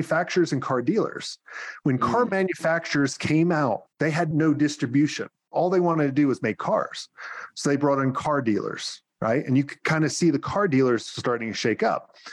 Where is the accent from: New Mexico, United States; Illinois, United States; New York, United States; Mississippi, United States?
New York, United States; I'm a New Yorker